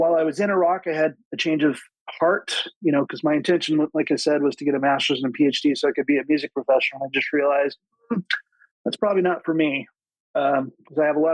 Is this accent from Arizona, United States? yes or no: no; West Valley City, Utah, United States; moved away as an adult; also born or lived in Provo, Utah / New York City; now in Northern Virginia, United States; I was born and raised in Utah. I grew up in West Valley, graduated from Taylorsville High School